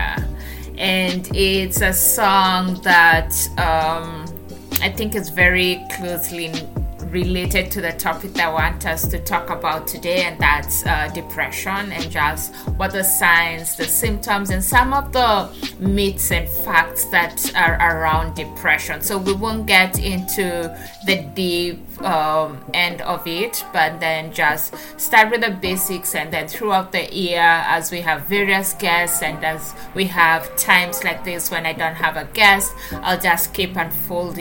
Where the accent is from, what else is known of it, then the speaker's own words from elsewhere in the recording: Kenya; moved away as an adult; now in Lancaster, United States; My new hometown, Kenya, remains my home country